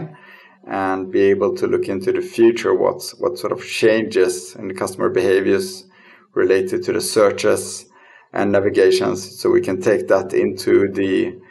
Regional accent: Lund, Skåne, Sweden; I'm born and raised in Lund in Sweden.

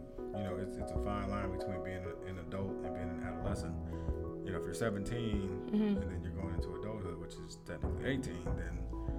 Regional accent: Flint, Michigan, United States; I'm from Flint, Michigan

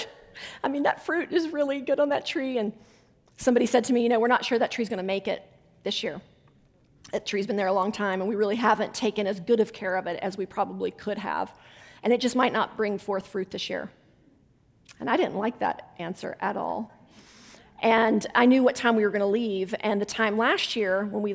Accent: West Virginia, United States; accent: Southern; moved away; I'm originally from West Virginia

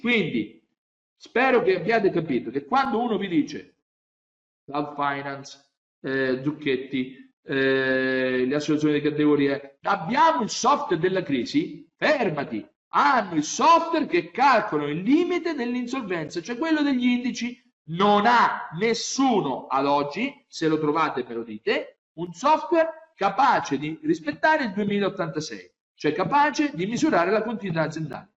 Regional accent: Grottazzolina, Marche, Italy; Al mio paese, a Grotta Zolina, io nel 1970, io avevo 7 anni

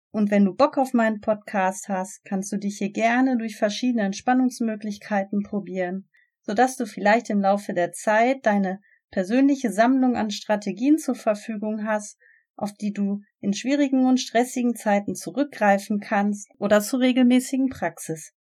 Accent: Gelsenkirchen, North Rhine-Westphalia, Germany; now in Bochum, Germany; ich bin 38 Jahre alt, aufgewachsen in Gelsenkirchen und lebe seit ein paar Jahren in Bochum.

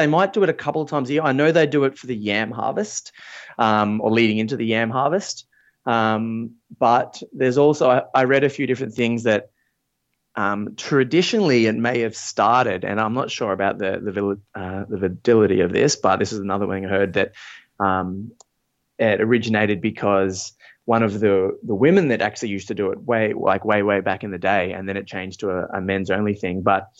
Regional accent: Australia; But yeah, I grew up in Australia and we moved around a lot. My dad was involved with a lot of Aboriginal organizations in the north of Australia.

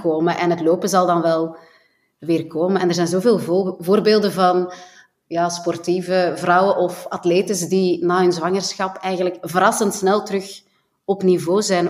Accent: Flanders, Belgium; wij dan als Belgen

